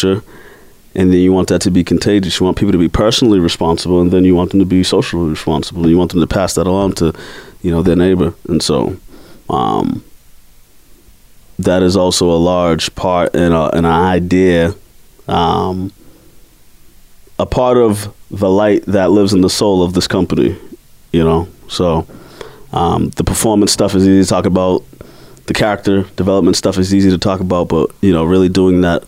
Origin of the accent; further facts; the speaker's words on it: Boston, Massachusetts, United States; I'm from Mattapan, Dorchester, Roxbury